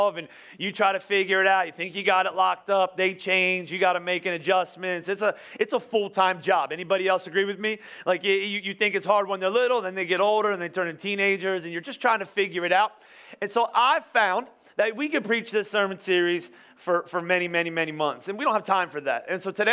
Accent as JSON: {"language": "English", "town": "Boyertown", "region": "Pennsylvania", "country": "United States", "said": "I'm from Boyertown"}